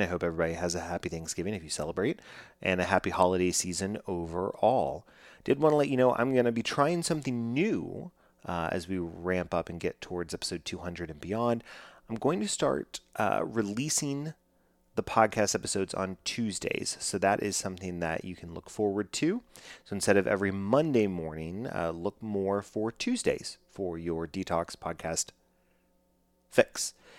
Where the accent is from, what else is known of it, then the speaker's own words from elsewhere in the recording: Dallas, Texas, United States; I am from Dallas, Texas, growing up